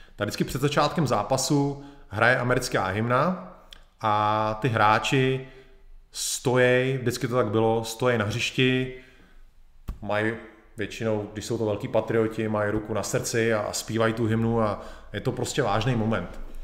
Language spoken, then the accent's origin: Czech; Czechia; Jsem Čech